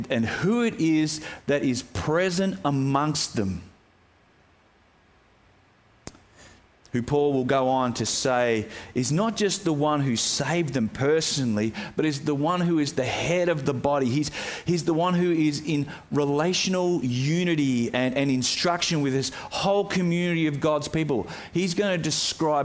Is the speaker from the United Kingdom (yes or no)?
no; Yackandandah, Victoria, Australia; my hometown of Yakandanda